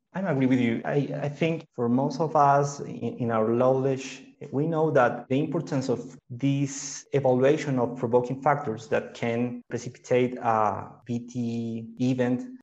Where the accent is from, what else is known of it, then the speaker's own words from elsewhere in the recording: Colombia; I'm a hematologist from Colombia